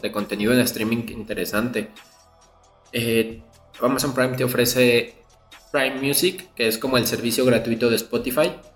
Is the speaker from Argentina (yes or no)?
no; Mexico; como mexicano